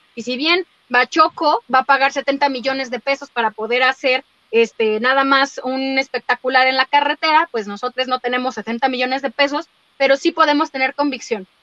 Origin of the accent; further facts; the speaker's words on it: Mexico; yo soy mexicana, habito en este país por ahora